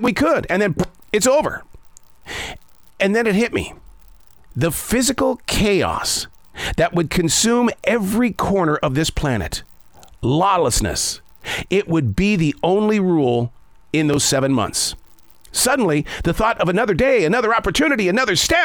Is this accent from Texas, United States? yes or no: no; Billings, Montana, United States; moved away; I grew up in Billings, Montana.